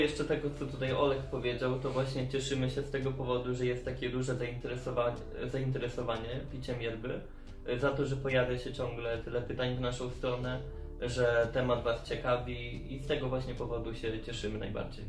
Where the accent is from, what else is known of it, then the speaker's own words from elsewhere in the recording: Tomaszów, Poland; moved away as an adult; now in Lublin, Poland; pochodzę ogólnie z Tomaszowa